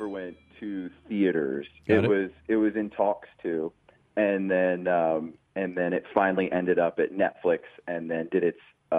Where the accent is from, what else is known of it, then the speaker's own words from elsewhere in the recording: Springfield, Illinois, United States; I grew up in Springfield, Illinois, so I, you know, we had property and there was a barn.